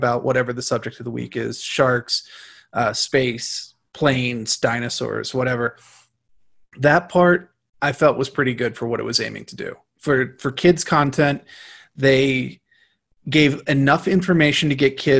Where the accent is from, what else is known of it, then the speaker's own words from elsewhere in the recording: United States; as an American